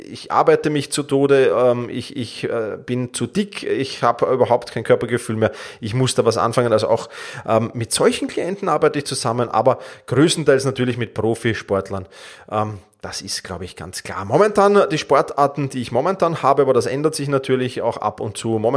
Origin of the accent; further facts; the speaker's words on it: Vienna, Austria; Ich komme aus Wien. Meinen Ursprung habe ich im Fußball